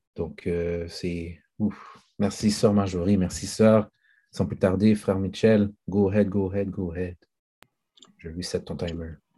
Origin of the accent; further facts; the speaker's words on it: Haiti; en tant qu'haïtien